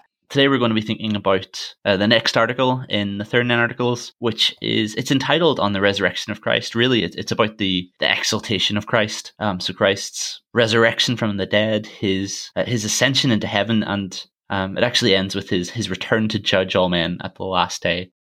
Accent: Armagh, Northern Ireland, United Kingdom; my hometown, Armagh

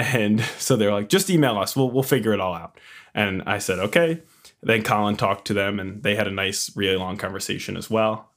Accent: Long Island, New York, United States; also born or lived in Queens, New York; I hail from Long Island, New York, Strong Island. Um, I was born and raised here, currently living here.

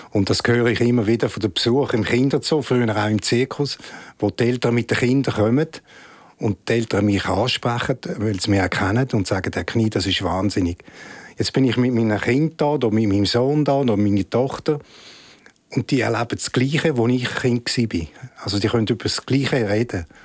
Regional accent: Rapperswil, St. Gallen, Switzerland; Da bin ich in Rapschwil aufgewachsen und habe dort Schule äh, gemacht.

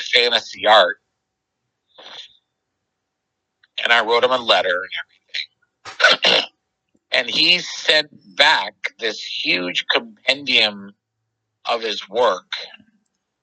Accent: Philadelphia, Pennsylvania, United States; moved away; I'm from East Mount Airy, which is like kind of the Chestnut Hill area

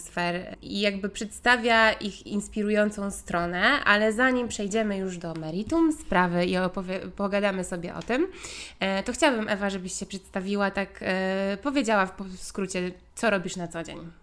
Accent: Gdańsk, Pomeranian Voivodeship, Poland; my tu jesteśmy z Gdańska

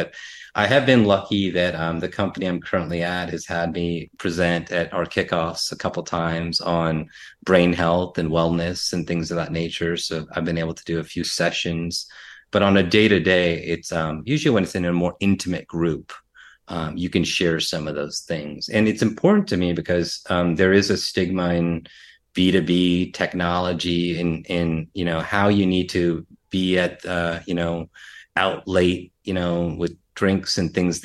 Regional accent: United States; I'm Indian American, Asian American.

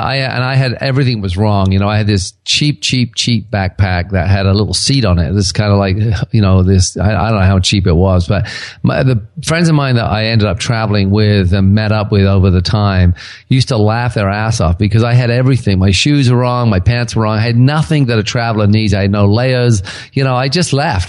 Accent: England, United Kingdom; now in Kelowna, Canada; I was from England originally. I now live in Canada. I'm a Canadian citizen

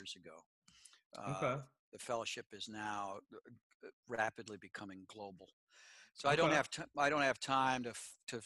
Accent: New York, United States; also born or lived in South Florida; now in Nashville, United States; I grew up listening to the Yankees because I grew up in New York State.

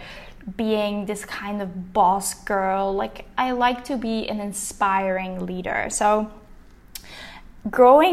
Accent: Linkhout, Flanders, Belgium; first language Dutch; English is a second language; moved away; I'm originally from Belgium, from a really small village in Limburg, which is called Linkhout.

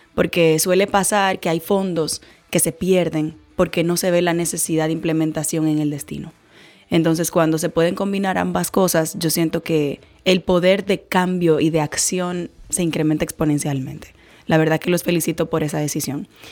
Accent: Dominican Republic; como ciudadana dominicana

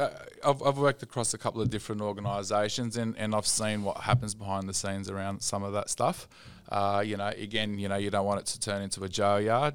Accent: Sydney, New South Wales, Australia; I grew up in Sydney

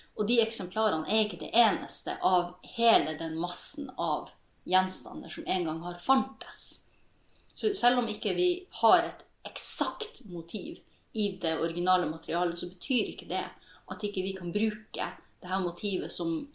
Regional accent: Norwegian / Kven, Northern Norway, Norway; jeg er jo like mye nordmann som jeg er kven. Mamma er jo norsk, og pappa er kven.

